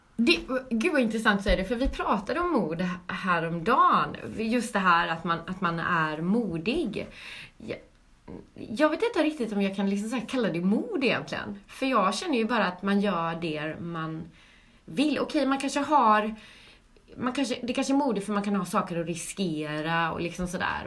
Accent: Gothenburg, Västra Götaland, Sweden; moved away as an adult; also born or lived in London; now in Stockholm, Sweden; jag är från Göteborg mm. Eh, och har bott i Göteborg tills jag var 19

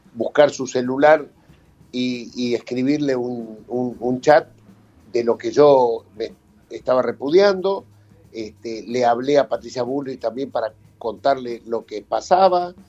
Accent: Argentina; Nosotros recibimos y arman nuestra argentinidad

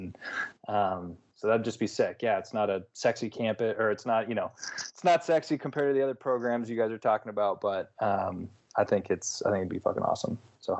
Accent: Portland, Oregon, United States; born there; Not to Eugene, but just Oregon. I was born

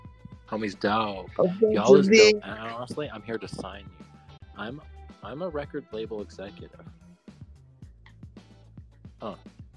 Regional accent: California, United States; Hey, I'm from California, too.

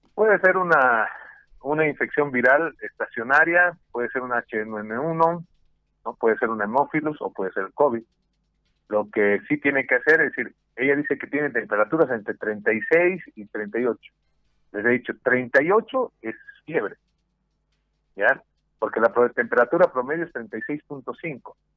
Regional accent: Bolivia

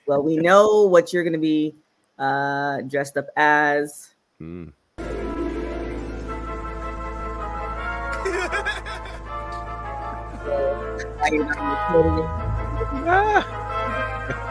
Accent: Canada; now in United States

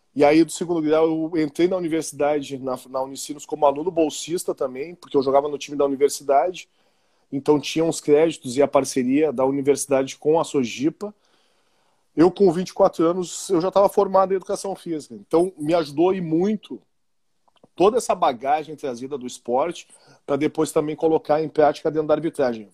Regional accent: Porto Alegre, Rio Grande do Sul, Brazil; eu sou nascido e criado em Porto Alegre

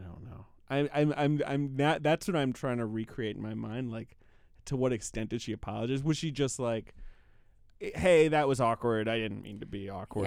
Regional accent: London, United Kingdom; moved away; I, I grew up in London, England

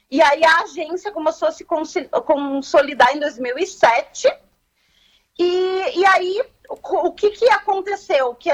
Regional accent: Camaquã, Rio Grande do Sul, Brazil; eu sou de Camacuã nativa

